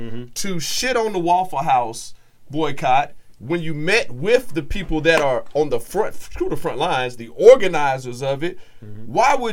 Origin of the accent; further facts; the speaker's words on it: College Park, Georgia, United States; I'm from College Park